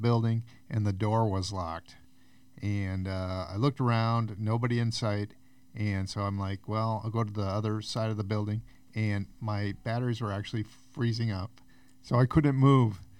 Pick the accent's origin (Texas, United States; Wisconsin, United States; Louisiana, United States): Wisconsin, United States; moved away as an adult; now in Arizona, United States; the reason I moved to Arizona, and that was I'm from Wisconsin.